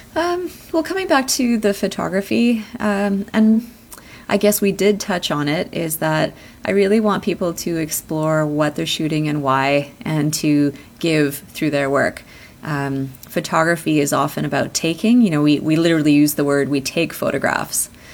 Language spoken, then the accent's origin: English; Canada; I was born here in Canada